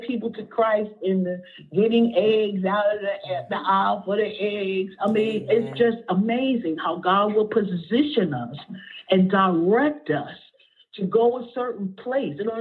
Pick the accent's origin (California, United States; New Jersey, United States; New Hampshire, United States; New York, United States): New Jersey, United States; Asbury Park; also born or lived in Neptune, New Jersey; now in Brick, United States; I grew up in Asbury. I ran the streets in Asbury, Neptune